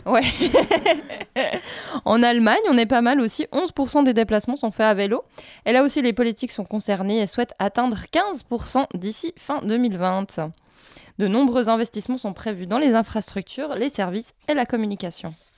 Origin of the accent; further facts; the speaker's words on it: Basel, Basel-Stadt, Switzerland; retour chez nous à Bâle, euh, où 16% des déplacements sont faits en vélo, donc Bâle en Suisse